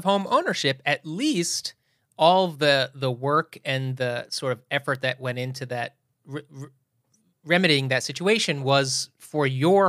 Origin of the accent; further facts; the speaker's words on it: East Coast, United States; I think it goes back to growing up on the East Coast